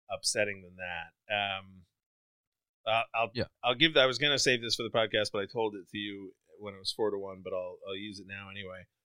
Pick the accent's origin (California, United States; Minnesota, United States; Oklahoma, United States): Minnesota, United States; moved away as an adult; now in Los Angeles, United States; I am from Minnesota.